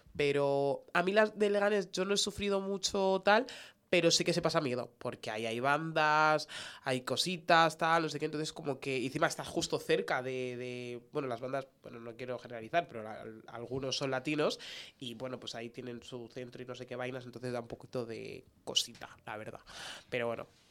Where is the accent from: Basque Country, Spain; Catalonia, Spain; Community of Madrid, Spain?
Community of Madrid, Spain; Getafe; yo soy de Getafe